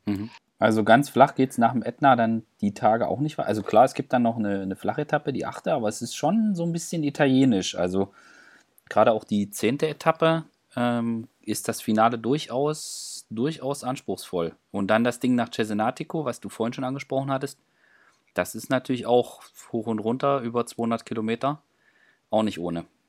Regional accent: East Germany, Germany; ich als Ossi

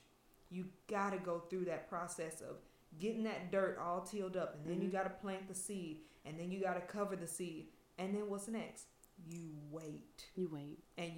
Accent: Kansas City, Kansas, United States; I grew up in Kansas City. So mm-hmm. Kansas City, Kansas, the best area.

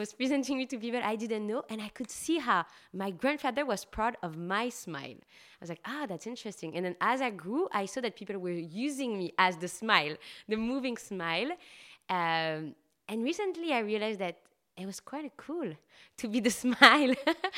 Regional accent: Paris, Île-de-France, France; In France, in Paris.

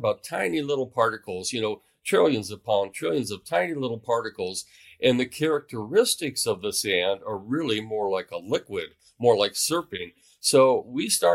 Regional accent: Mojave Desert, California, United States; now in Oregon, United States; I grew up in the Mojave Desert, not too far from Death Valley

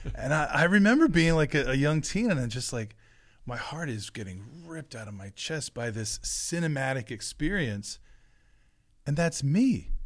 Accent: New Jersey, United States; the blueberry fields of where I grew up in South Jersey

